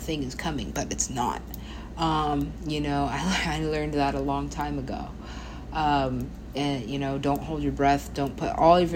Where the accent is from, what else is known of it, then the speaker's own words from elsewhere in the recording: United States; I am an American